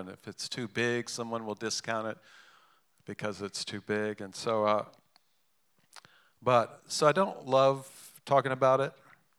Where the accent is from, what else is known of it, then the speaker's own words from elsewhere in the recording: England, United Kingdom; born there; I'm half English. My mother's English. I was born in England. And in England, it's bad form to talk about money.